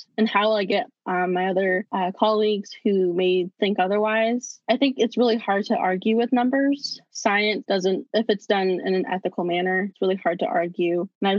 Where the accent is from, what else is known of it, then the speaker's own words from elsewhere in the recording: Navajo Nation, United States; And I say this because I'm Navajo from the Navajo Nation, and we have the highest cases.